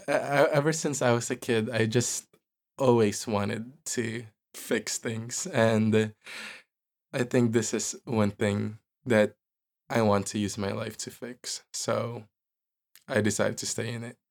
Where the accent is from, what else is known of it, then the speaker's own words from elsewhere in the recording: Philippines; moved away; also born or lived in New York City; people that I grew up with in the Philippines